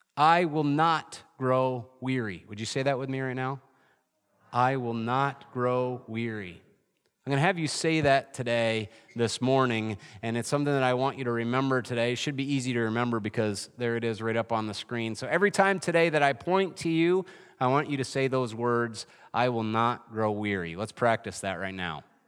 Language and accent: English; Adirondacks, New York, United States; moved away; I grew up in the Adirondacks